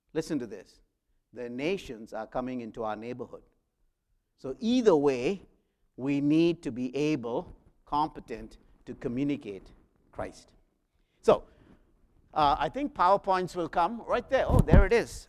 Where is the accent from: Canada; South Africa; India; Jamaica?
India; South India; moved away as an adult; I was the young man, an electrician from South India